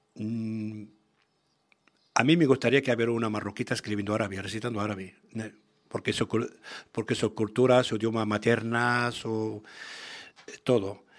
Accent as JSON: {"language": "Spanish", "area": "Tangier and Tetouan", "region": "Tanger-Tetouan-Al Hoceima", "country": "Morocco", "first_language": "Arabic", "second_language": "Spanish", "moved": "yes", "lives_now": "Spain", "said": "Tánger y Tituán, es una antiguamente es una corona española, y todavía hasta ahora tenemos una, hay algo palabras, hablamos muy diferente que la gente"}